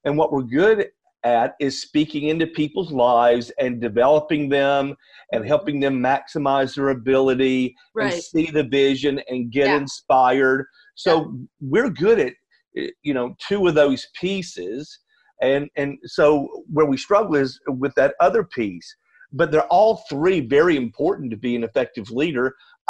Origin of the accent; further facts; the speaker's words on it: Atlanta, Georgia, United States; moved away as an adult; now in Nashville, United States; I am actually a native of Atlanta, Georgia, and moved about 3.5 years ago to Nashville